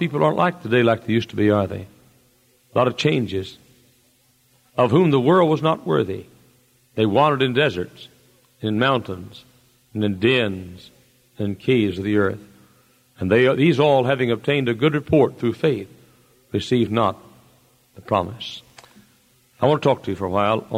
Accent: United States; born or raised there

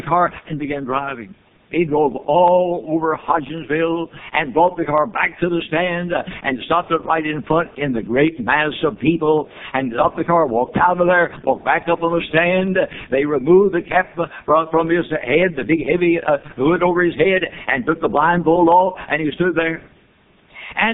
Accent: Louisville, Kentucky, United States; I came out of Louisville, Kentucky, my hometown

